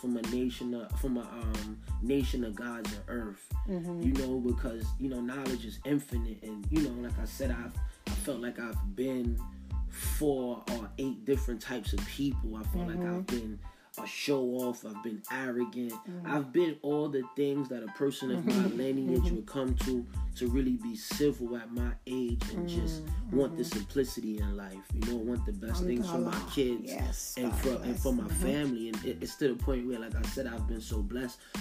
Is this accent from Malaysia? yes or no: no; Jamaica; moved away; also born or lived in New York; as a Jamaican and being around other Jamaicans and can speak it and just feeling that pride